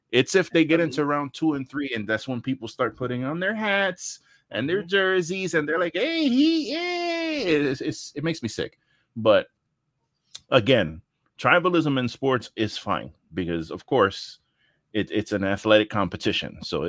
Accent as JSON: {"language": "English", "region": "New York", "country": "United States", "tie": "born or raised there", "moved": "yes", "lives_now": "Florida, United States", "said": "I grew up in New York, obviously, moved to Florida."}